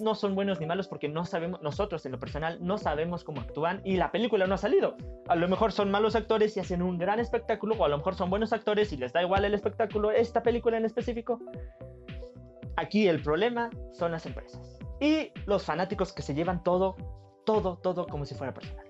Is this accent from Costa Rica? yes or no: no; Mexico; somos mexicanos